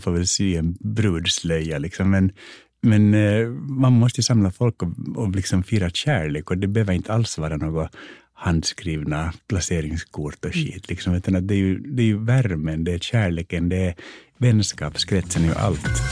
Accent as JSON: {"language": "Swedish", "country": "Finland", "also_born_or_lived": "United States", "moved": "yes", "said": "jag är finlandssvensk"}